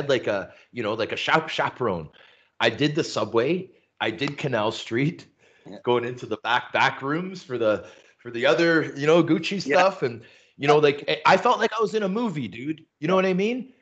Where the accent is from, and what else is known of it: Toronto, Ontario, Canada; born or raised there; also born or lived in Vancouver